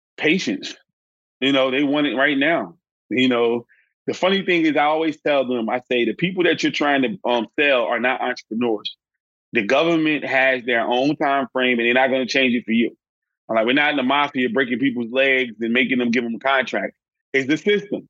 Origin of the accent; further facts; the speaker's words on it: Newark, New Jersey, United States; I was born and raised in Newark, New Jersey.